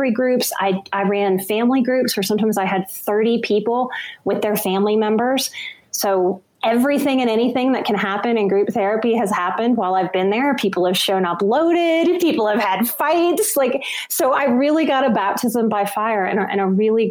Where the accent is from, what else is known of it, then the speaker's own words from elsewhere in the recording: New Orleans, Louisiana, United States; I'm from New Orleans